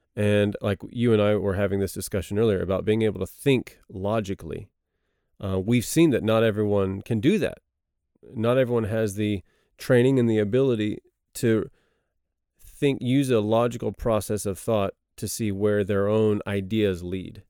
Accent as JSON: {"language": "English", "region": "Texas", "country": "United States", "also_born_or_lived": "Cambodia", "moved": "as an adult", "lives_now": "South Korea", "said": "I'm from Texas"}